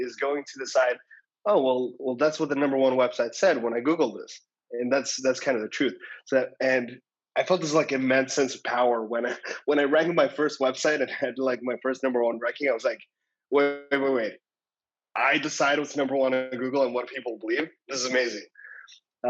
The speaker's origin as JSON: {"language": "English", "country": "Estonia", "moved": "yes", "said": "I'm originally from Estonia"}